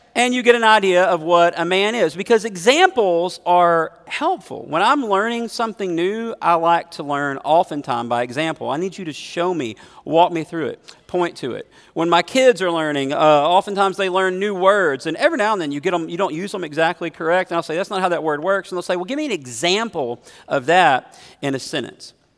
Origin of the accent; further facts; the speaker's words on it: United States; as an American Christian